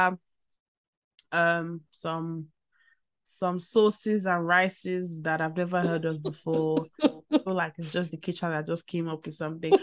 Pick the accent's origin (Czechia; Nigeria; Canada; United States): Nigeria; as a Nigerian